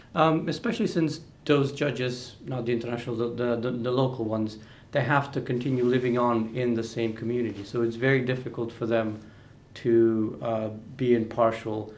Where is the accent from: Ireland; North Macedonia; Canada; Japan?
North Macedonia; I'm from Macedonia, so that's former Yugoslavian republic.